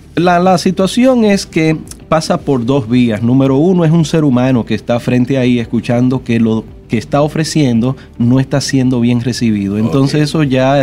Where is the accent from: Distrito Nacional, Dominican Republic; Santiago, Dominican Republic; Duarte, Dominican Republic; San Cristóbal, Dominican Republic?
Distrito Nacional, Dominican Republic; Santo Domingo; also born or lived in Villa María / Villa Juana / Villa Francisca / San Carlos; Yo nací en Villa María, me crié en Villa Consuelo, Villa Juana, Villa Francisca y su primo hermano San Carlos